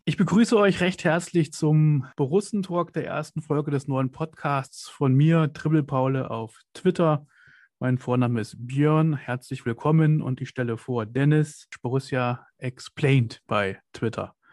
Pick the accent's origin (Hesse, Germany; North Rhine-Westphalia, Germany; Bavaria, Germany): Hesse, Germany; Kassel; ich komme nicht gebürtig aus, aus Mönchengladbach, ich komme aus Kassel. Das ist in Nordhessen